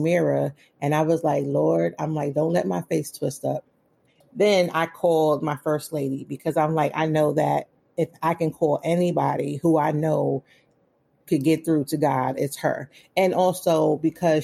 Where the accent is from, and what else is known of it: New York City, New York, United States; born or raised there; moved away as an adult; also born or lived in Philadelphia, Pennsylvania; now in Waldorf, United States